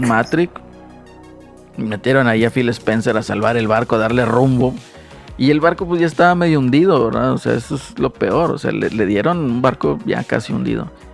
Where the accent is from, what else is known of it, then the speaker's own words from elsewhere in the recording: Monterrey, Nuevo León, Mexico; Como buenos regios